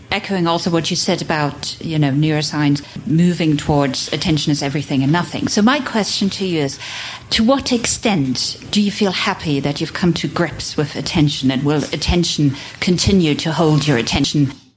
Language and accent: English; United States; growing up in a, in America in a gender studies generation